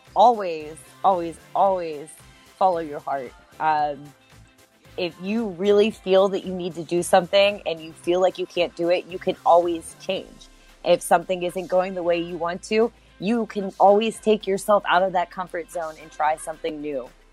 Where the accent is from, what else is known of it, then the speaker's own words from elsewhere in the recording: Pittsburgh, Pennsylvania, United States; moved away as an adult; my hometown of Pittsburgh, PA